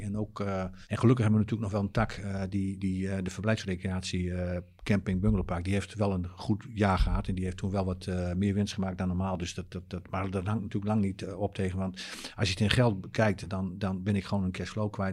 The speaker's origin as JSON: {"language": "Dutch", "region": "Drenthe", "country": "Netherlands", "said": "ik kom uit Drenthe."}